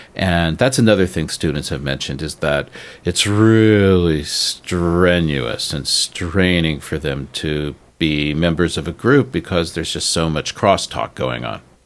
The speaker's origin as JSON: {"language": "English", "country": "United States", "moved": "yes", "said": "I'm American"}